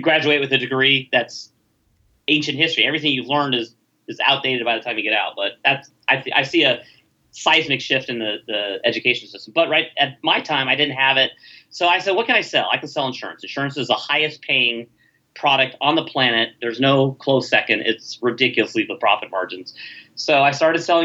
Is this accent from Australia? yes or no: no; Los Angeles, California, United States; now in Dallas, United States; I grew up in Canoga Park